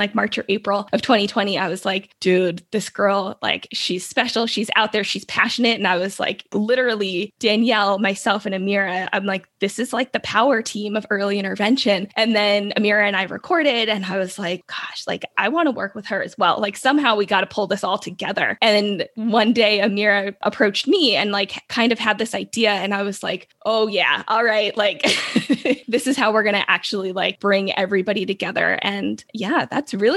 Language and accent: English; Los Angeles, California, United States; I'm from Los Angeles